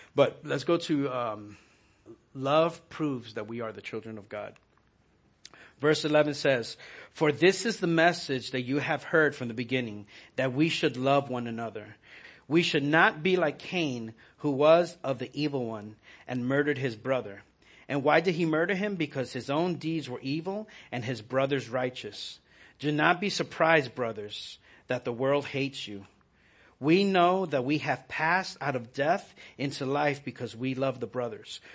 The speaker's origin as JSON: {"language": "English", "region": "New York", "country": "United States", "tie": "born or raised there", "moved": "yes", "said": "I was growing up in New York"}